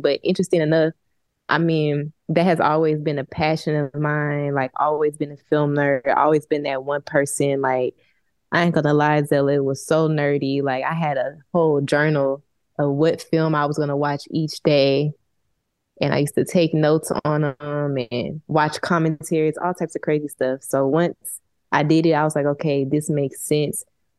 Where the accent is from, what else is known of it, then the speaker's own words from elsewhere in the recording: Houston, Texas, United States; moved away as an adult; also born or lived in Little Rock, Arkansas / New Orleans, Louisiana; I grew up partially in Houston, partially Little Rock, Arkansas as well. But always in the South.